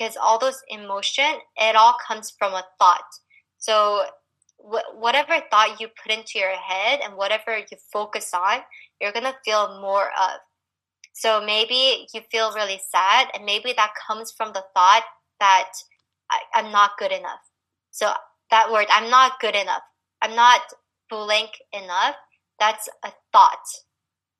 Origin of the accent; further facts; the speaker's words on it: United States; growing up here as a Korean American